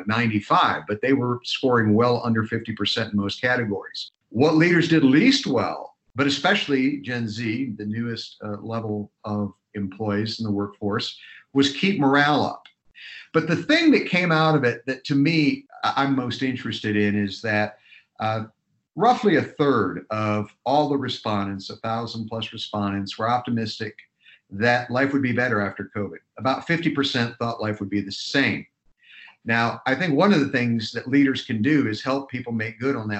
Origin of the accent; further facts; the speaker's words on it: Ohio, United States; I grew up in Ohio